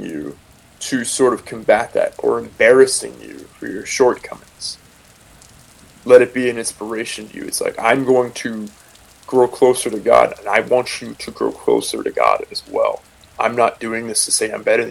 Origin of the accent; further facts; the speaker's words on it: San Francisco Bay Area, California, United States; I'm from the San Francisco Bay Area